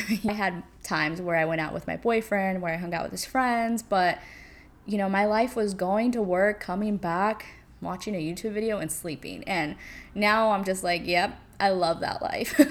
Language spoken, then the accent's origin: English; California, United States; moved away as an adult; now in New York City, United States; back in California, in my little suburb hometown area